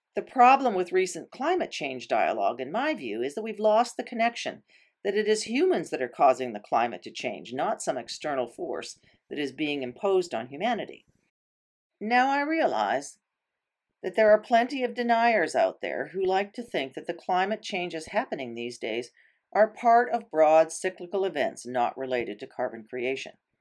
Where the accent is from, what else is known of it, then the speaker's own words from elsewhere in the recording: Canoe Lake, Algonquin Park, Ontario, Canada; I grew up on Canoe Lake